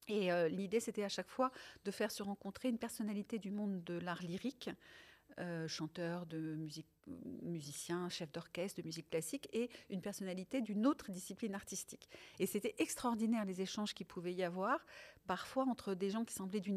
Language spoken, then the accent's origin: French; France; first language Italian; also born or lived in Tunisia; je suis née en Tunisie. Je suis arrivée en France, j'avais trois ans, et mes parents sont italiens tous les deux. Et la langue maternelle qu'on pratiquait euh, à la maison, donc la langue qu'on parlait à la maison, c'était l'italien